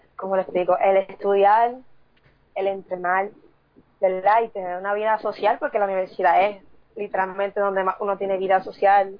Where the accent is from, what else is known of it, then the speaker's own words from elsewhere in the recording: Sabana Grande, Puerto Rico; soy de Puerto Rico, del pueblo de Sabana Grande